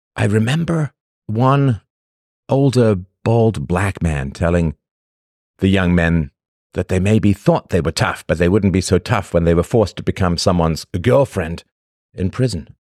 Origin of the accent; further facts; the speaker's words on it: England, United Kingdom; When I was a little boy growing up in England